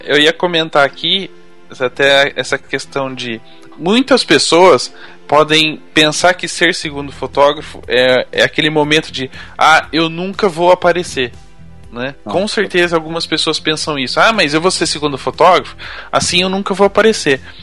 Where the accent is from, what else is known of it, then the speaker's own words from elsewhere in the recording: Campinas, São Paulo, Brazil; Eu sou de Campinas, pertinho, 50 minutos estou lá